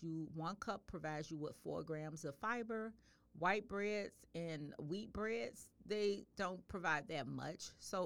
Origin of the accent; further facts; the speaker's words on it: the South, United States; I'm from the South. I grew up eating lima beans